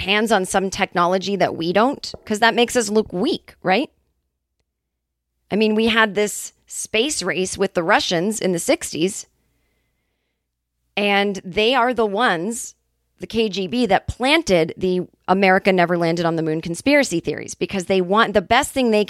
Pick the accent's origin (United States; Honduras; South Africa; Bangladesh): United States; California; And I'm like, yeah, well, I mean, I'm from California.